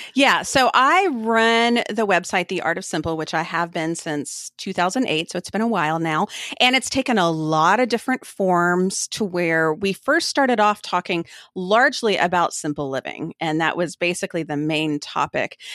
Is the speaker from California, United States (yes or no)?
no; Austin, Texas, United States; moved away as an adult; also born or lived in Turkey / Kosovo / Oregon; we live just north of Austin, Texas, which is my hometown, but we have lived all over the place, quite literally, around the world